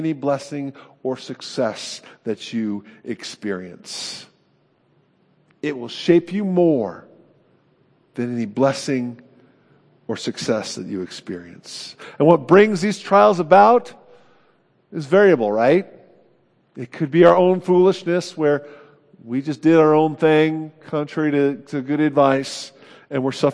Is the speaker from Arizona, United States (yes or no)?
no; California, United States; I'm from California. That shapes me.